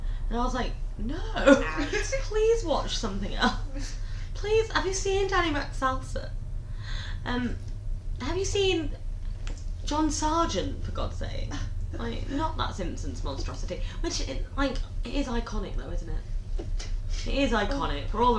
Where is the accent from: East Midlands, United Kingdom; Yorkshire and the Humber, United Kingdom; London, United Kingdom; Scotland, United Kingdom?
East Midlands, United Kingdom; Lincolnshire; We're both from Lincolnshire.